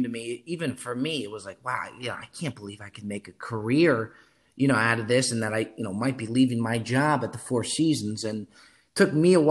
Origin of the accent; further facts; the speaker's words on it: New Jersey, United States; now in Los Angeles, United States; I'm originally from New Jersey. I'm in Los Angeles now. The accent definitely didn't leave me, so I still got that.